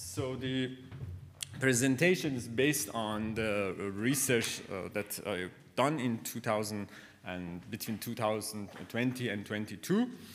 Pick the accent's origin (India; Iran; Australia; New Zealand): Iran; Khorasan; English is a second language; moved away; I came from Khorasan, and it was for me very interesting that I never understood the, the, the identity